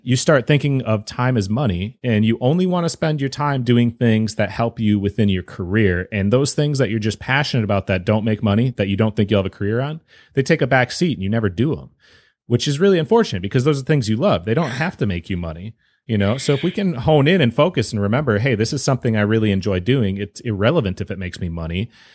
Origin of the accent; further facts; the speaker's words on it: Wisconsin, United States; I'm from Wisconsin